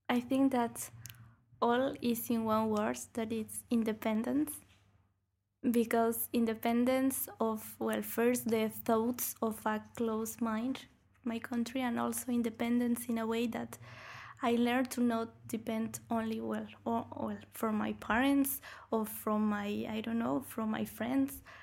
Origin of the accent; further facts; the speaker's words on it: Bolivia; moved away as an adult; now in Brussels, Belgium; I, I come from Bolivia